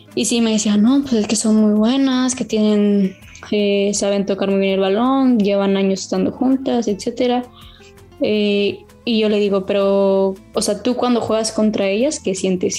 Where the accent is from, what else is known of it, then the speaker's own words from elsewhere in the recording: Mexico; moved away as an adult; now in Spain; soy de, soy de México, vengo a España